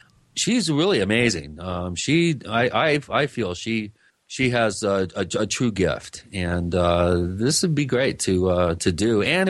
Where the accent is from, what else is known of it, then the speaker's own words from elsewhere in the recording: Long Island, New York, United States; I should say I'm from Long Island. I'm Italian, so I may be partial